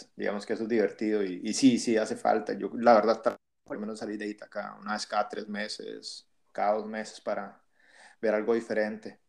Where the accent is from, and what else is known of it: Costa Rica; moved away as an adult; also born or lived in Peru; now in Ithaca, United States